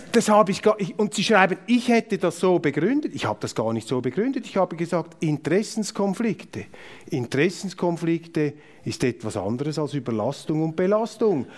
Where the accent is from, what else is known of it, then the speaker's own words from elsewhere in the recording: Zurich, Switzerland; Ich bin äh, Zürcher mit Migrationshintergrund